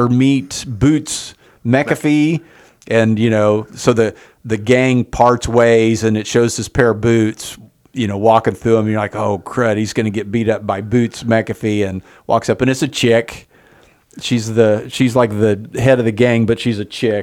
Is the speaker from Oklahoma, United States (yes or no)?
yes; Enid, Oklahoma, United States; we grew up in Enid around a lot of mentally challenged, Down syndrome kids